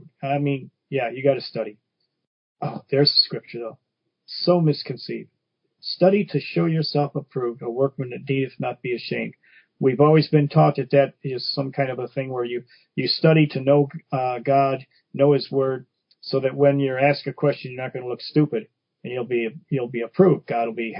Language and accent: English; Detroit, Michigan, United States; growing up in Brightmoor section of Detroit